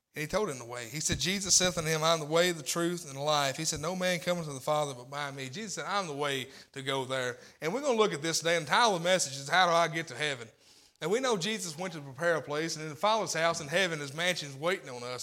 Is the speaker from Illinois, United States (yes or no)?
no; Tennessee, United States; also born or lived in Corinth, Mississippi; I was raised in Tennessee